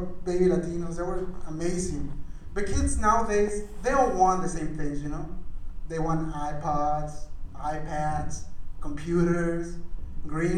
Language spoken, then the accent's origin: English; Mexico; now in Arizona, United States